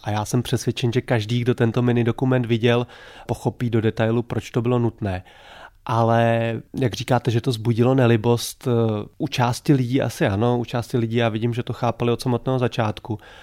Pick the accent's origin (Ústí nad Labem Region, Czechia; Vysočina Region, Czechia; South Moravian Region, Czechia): Ústí nad Labem Region, Czechia; Ústí nad Labem; moved away as an adult; also born or lived in Prague / Ostrava; Já jsem ústečák. Já jsem vyrůstal v Ústí nad Labem